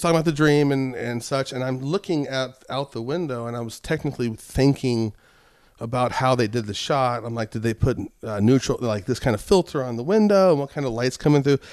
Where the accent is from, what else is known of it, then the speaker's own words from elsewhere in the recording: Albuquerque, New Mexico, United States; moved away; I grew up in Albuquerque